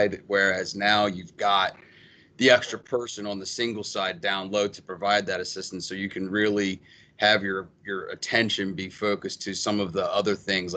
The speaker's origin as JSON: {"language": "English", "town": "Baltimore", "region": "Maryland", "country": "United States", "tie": "born or raised there", "also_born_or_lived": "Pennsylvania", "said": "I'm from Baltimore area. I went to Mount St. Joe"}